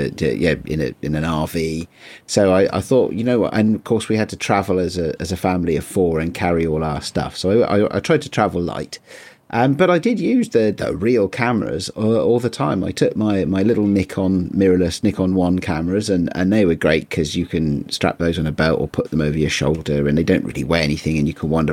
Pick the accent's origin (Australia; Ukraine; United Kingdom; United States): United Kingdom; as a Brit